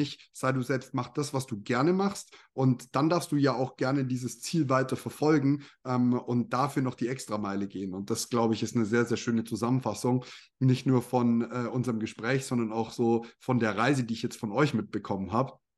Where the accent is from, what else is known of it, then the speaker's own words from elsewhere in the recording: Bavaria, Germany; also born or lived in Canada; Bei uns in Bayern in der, in der Schule, im Gymnasium